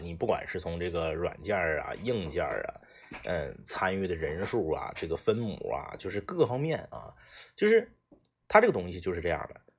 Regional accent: Liaoning, China; 我老家是辽宁的

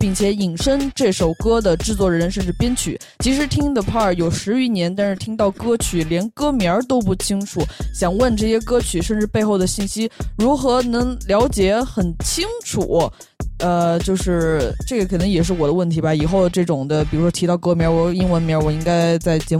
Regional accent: Beijing, China; moved away; 北京是我们的老家，

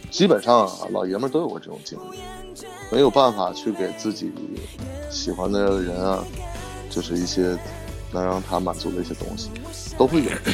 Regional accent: Hulunbuir, Inner Mongolia, China; moved away; also born or lived in Beijing; 我在呼伦贝尔，还在呼伦贝尔

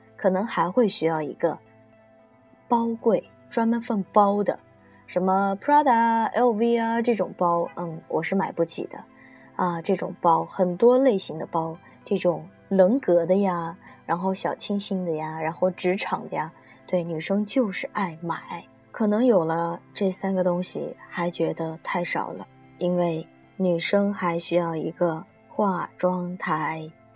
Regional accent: China; 我们中国人

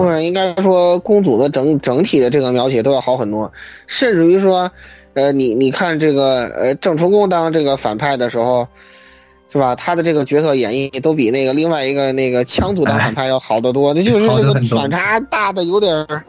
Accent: China; 我一个中国人招中国英灵有问题吗？

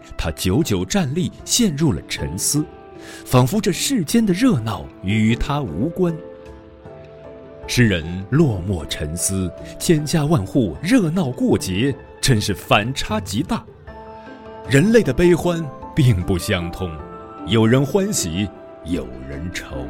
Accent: Hunan, China; 我老家湖南

